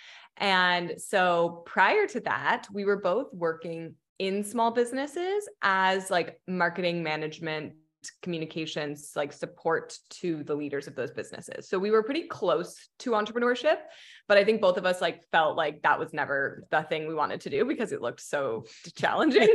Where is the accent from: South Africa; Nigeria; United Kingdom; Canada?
Canada; Hamilton, Ontario; moved away as an adult; also born or lived in Mexico; now in Los Angeles, United States; we're originally from Hamilton, Ontario, which is like about an hour outside of Toronto